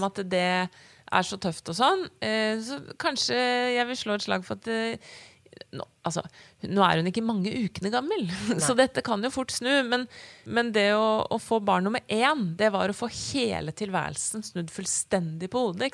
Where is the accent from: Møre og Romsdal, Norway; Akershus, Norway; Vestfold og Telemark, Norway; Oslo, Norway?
Akershus, Norway; Bærum; Og så ble jeg født på Bærum selv, og vi flytter til Asker om et år